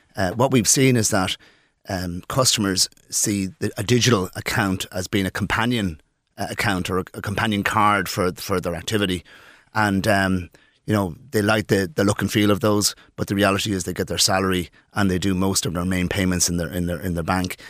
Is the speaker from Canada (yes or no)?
no; Dublin, Leinster, Ireland; moved away as an adult; also born or lived in Poland; now in Birr, Ireland; I'm from Dublin, um, I lived in Dublin between Poland, et cetera, for most of my life